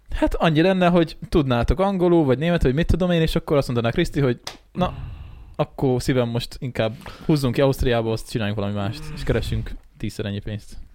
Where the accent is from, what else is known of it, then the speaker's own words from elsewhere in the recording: Great Hungarian Plain, Hungary; Alföldi vagyunk